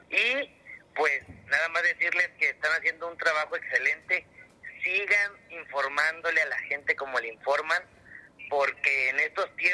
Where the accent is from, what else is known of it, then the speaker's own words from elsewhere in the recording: Tabasco, Mexico; now in Puebla, Mexico; yo soy tabasqueño, pero te hablo de Puebla.